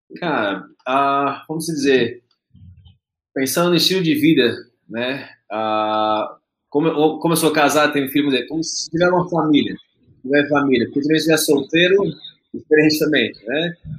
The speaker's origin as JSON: {"language": "Portuguese", "region": "São Paulo", "country": "Brazil", "also_born_or_lived": "Indonesia", "moved": "as an adult", "said": "Eu sou de São Paulo"}